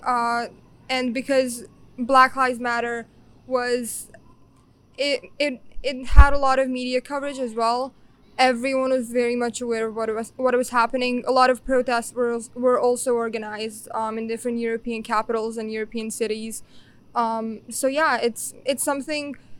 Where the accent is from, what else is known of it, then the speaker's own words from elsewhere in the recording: Tešanj, Bosnia & Herzegovina; English is a second language; I come from Teshan, a small town in Bosnia and Herzegovina